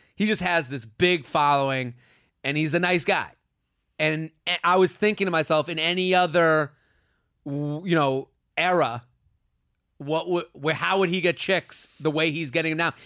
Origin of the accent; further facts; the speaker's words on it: Needham, Massachusetts, United States; outside of Boston, Needham